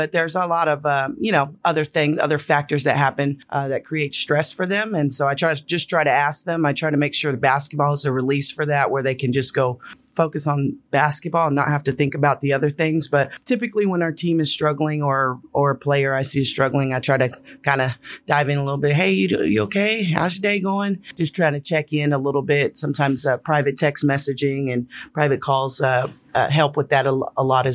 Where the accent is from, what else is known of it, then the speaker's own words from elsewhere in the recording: California, United States; I'm from California